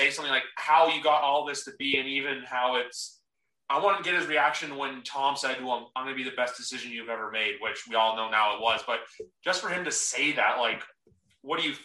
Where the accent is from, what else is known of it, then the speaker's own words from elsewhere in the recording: Toronto, Ontario, Canada; I am from Toronto, Canada